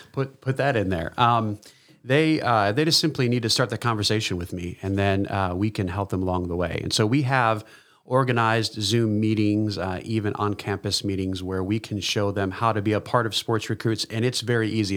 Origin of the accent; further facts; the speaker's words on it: East Coast, United States; moved away; I'm originally from the East Coast